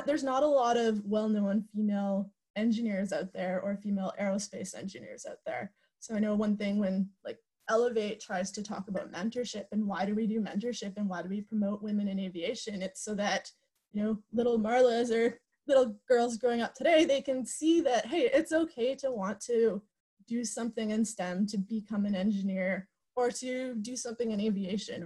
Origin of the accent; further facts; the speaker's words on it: Sudbury, Ontario, Canada; I grew up in Sudbury, Ontario